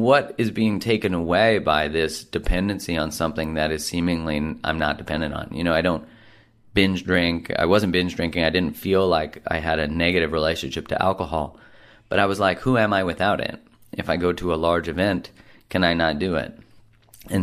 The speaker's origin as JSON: {"language": "English", "country": "Canada", "said": "being a Canadian"}